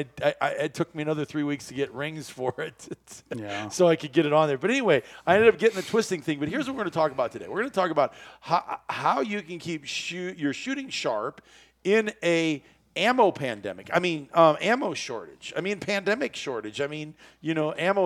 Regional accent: Iowa, United States; as a kid growing up in Iowa

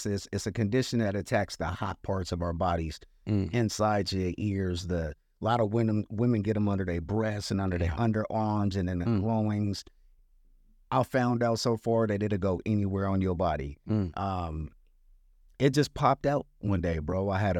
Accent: Santa Monica, California, United States; I grew up in Santa Monica, California. We had the beach right there. We walked to the beach. I mean, my high school was two blocks away from the beach.

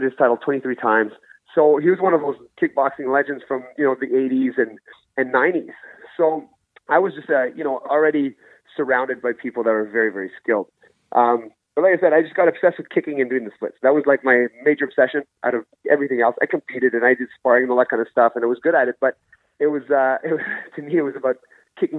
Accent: Ottawa, Ontario, Canada; also born or lived in Gabon; I was born in Gabon, but I was living in Ottawa at the time. I've been living out in Ottawa since I was 7 years old

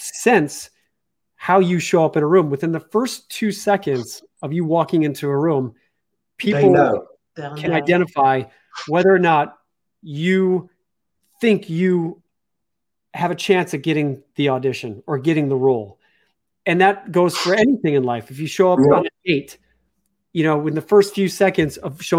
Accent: Chicago, Illinois, United States; moved away; I'm from Chicago

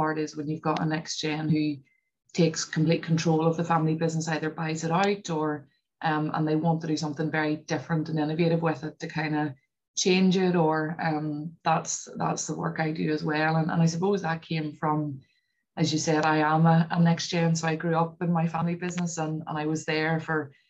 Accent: Northern Ireland, United Kingdom; also born or lived in London; Northern Irish people are probably a bit like Scottish. We're quite understated and just get on with things.

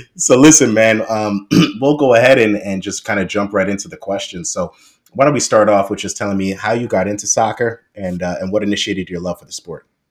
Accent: New York City, New York, United States; I grew up in Queens

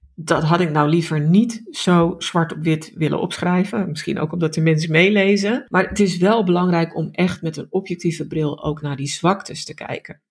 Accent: Netherlands; dan zijn wij Nederlanders

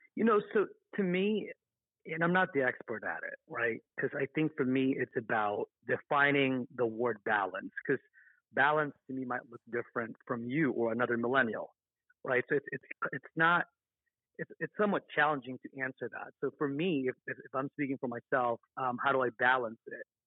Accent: Las Vegas, Nevada, United States; I grew up in Las Vegas, Nevada.

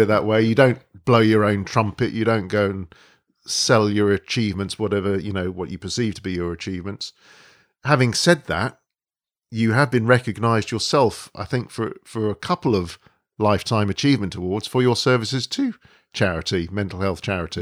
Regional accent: London, United Kingdom; We've been born and brought up in London

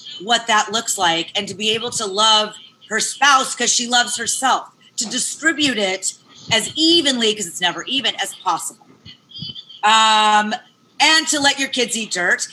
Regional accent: Las Vegas, Nevada, United States; I was raised in Vegas

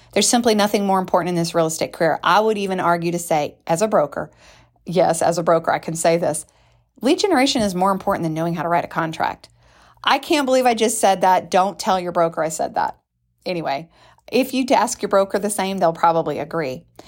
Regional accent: United States; we're American

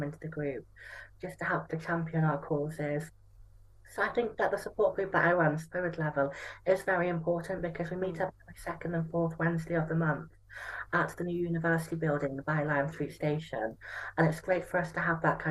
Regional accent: Stratford-upon-Avon, West Midlands, United Kingdom; moved away as an adult; now in Liverpool, United Kingdom; I'm from Stratford-on-Avon in Warwickshire.

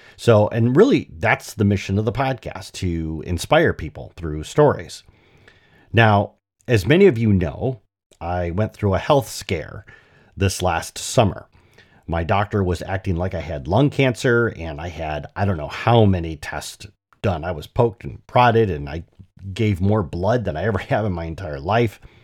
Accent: Michigan, United States; moved away; I've returned to my native Michigan, and I'm looking to reconnect with my home state

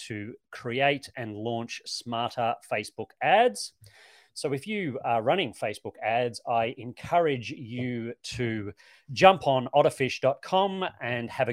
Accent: Australia; moved away as an adult; now in New Zealand; being Australian myself, but I mean, I've been here more than 10 years now, so I think I'm probably, able to call myself a Kiwi

